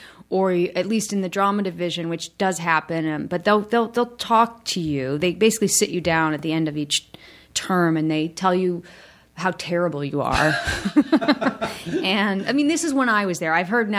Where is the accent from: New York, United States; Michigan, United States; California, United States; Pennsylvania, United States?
Michigan, United States; I was from Michigan and just felt so lucky to be there.